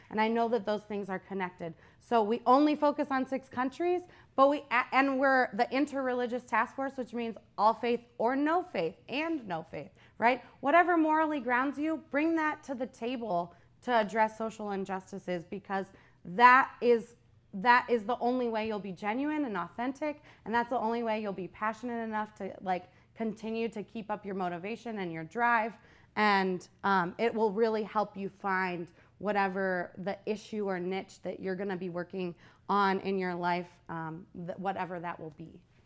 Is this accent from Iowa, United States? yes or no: no; Youngstown, Ohio, United States; I grew up in Youngstown